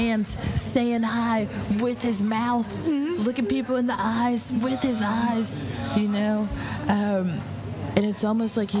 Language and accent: English; Texas, United States; moved away; I'm from Texas, which is like one of the most conservative states.